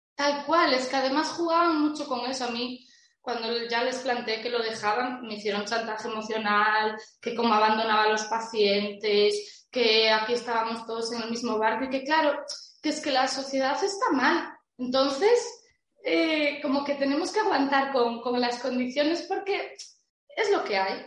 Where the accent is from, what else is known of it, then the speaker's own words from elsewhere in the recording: Santiago de Compostela, Galicia, Spain; yo soy de Galicia, creo que se notará. Bueno, lo dije antes, ¿no? Santiago